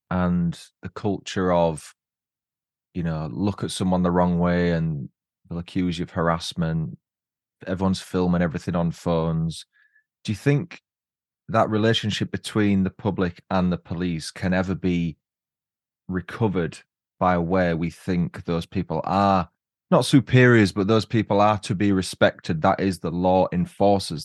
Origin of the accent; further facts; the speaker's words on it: Huddersfield, Yorkshire and the Humber, United Kingdom; my hometown, Huddersfield